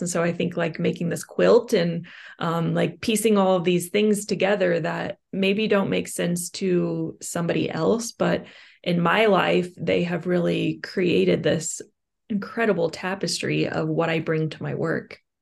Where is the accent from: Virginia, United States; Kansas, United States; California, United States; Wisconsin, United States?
Kansas, United States; I'm from Kansas